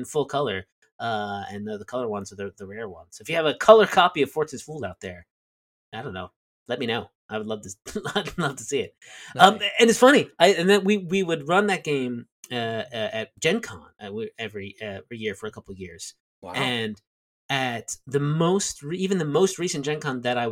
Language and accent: English; southern New Jersey, United States; moved away as an adult; also born or lived in Delaware / New York City / Connecticut / Richmond, Virginia; I was born in southern New Jersey